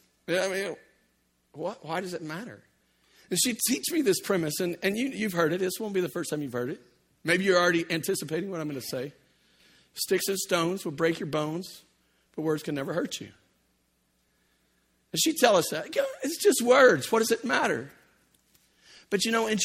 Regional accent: Louisiana, United States; I grew up in Louisiana

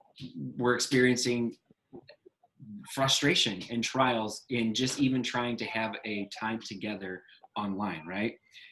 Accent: United States; especially as English-speaking Americans

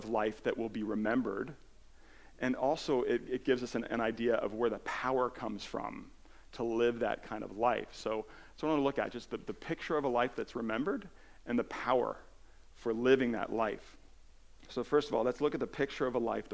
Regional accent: New Jersey, United States; also born or lived in California; I moved to New Jersey from California, I was 8 years old

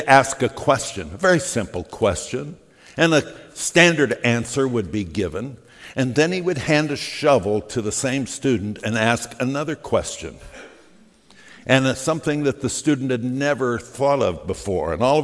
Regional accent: Phoenix, Arizona, United States; The church I grew up in Phoenix, Arizona

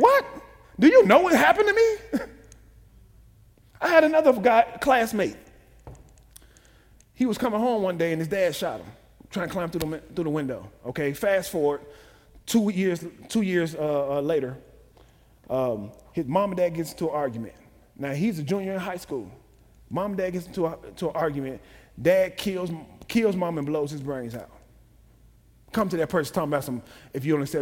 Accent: Chicago, Illinois, United States; I'm from Chicago, from the projects.

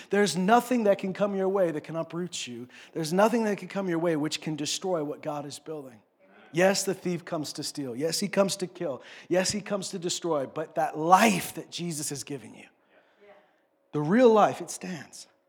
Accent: Canada; I grew up in Saskatchewan, Alberta. This is where I grew up

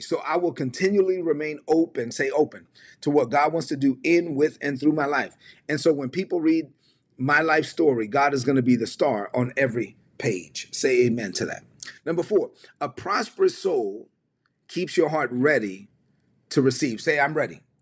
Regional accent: New York City, New York, United States; also born or lived in La Vega, Dominican Republic; I grew up in East New York, Brooklyn.

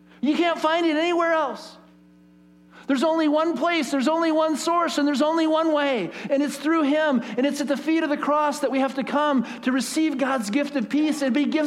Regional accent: United States; especially as American people

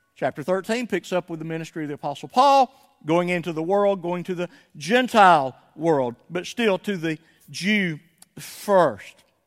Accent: Somerville, Georgia, United States; moved away as an adult; When we left my hometown of Somerville, Georgia in nineteen ninety-five

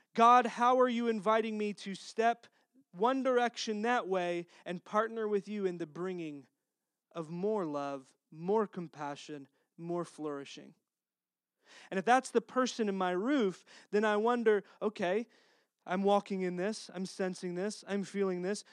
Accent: Texas, United States; accent: Texas; my Texas accent

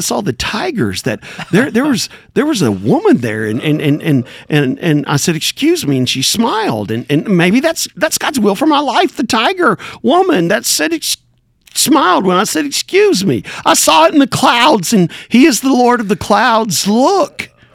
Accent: Backwoods, Tennessee, United States; I'm from Backwoods, Tennessee

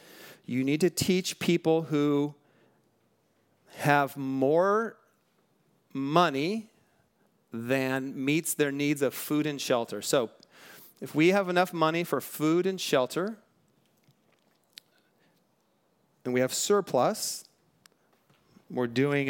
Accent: Bellflower, California, United States; born there; I was born in Bellflower, California in 1970 in the United States of America.

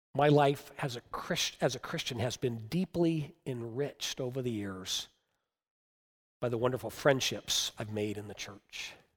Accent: United States; us as Americans

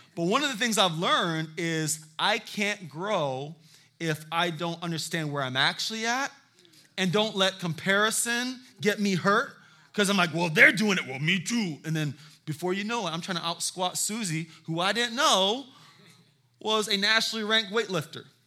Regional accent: Charleston, South Carolina, United States; I am from Charleston, South Carolina.

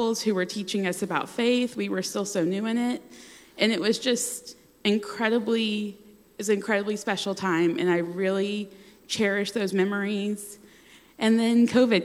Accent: the South, United States; Growing up in the South, you have friends that go to church

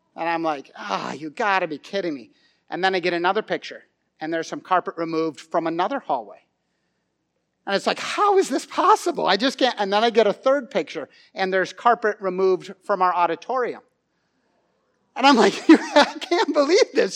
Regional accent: St. Francis, Minnesota, United States; we are from Saint Francis, Minnesota

